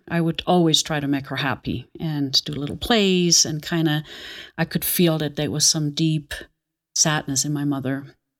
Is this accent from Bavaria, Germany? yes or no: no; Aachen, North Rhine-Westphalia, Germany; moved away; also born or lived in Nuremberg; I was born in Nuremberg, but I don't remember much of that. And then I think it was a year and a half, my, um, mother and father, we moved back to my hometown, Aachen